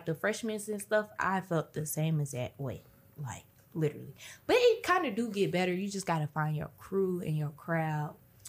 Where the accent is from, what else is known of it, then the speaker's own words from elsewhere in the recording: Atlanta, Georgia, United States; I'm from Atlanta.